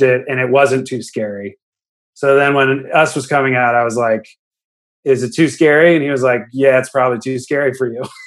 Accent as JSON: {"language": "English", "area": "the Bay Area", "region": "California", "country": "United States", "tie": "born or raised there", "said": "We grew up in the Bay."}